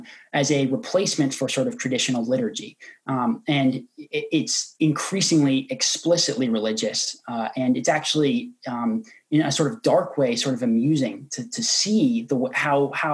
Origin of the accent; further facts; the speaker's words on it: Oregon, United States; my home state of Oregon